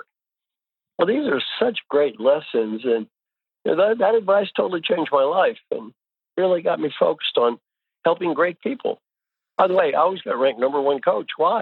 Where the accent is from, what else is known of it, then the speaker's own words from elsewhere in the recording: Kentucky, United States; moved away; also born or lived in Indiana / California; I was born in Kentucky. I went to school in Indiana.